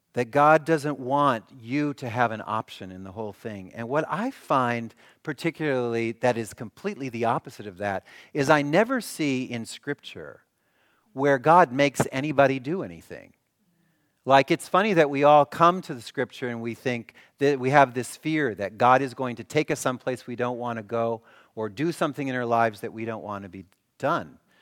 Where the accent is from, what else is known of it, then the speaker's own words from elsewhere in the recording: Milwaukee, Wisconsin, United States; I'm from Milwaukee.